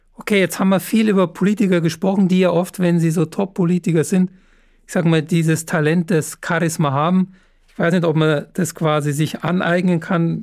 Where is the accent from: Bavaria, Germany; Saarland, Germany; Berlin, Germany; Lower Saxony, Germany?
Bavaria, Germany; Upper; moved away; schöne Grüße nach Oberbayern. Ähm, ist ja meine Heimat